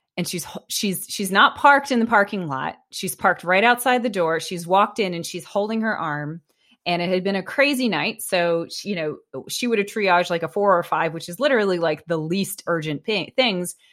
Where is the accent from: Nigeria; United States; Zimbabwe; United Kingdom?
United States; I was an American